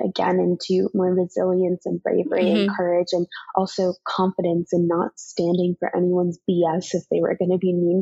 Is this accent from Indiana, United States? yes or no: no; New York City, New York, United States; growing up in New York City